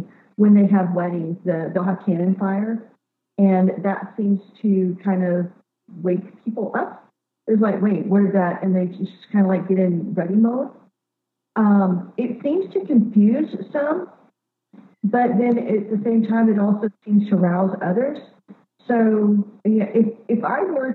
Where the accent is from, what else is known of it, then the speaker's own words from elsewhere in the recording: Mississippi, United States; I'm from Mississippi.